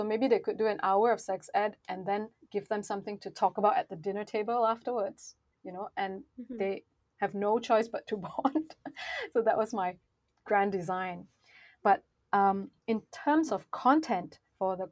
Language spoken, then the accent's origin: English; Malaysia; I come from Malaysia